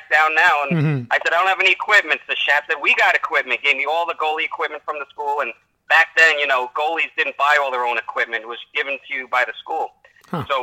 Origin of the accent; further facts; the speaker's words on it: New York City, New York, United States; also born or lived in Larchmont, New York / New Rochelle, New York; I grew up in Manhattan until fifth grade, and we moved to the Larchmont Mamaroneck Avenue area in sixth grade.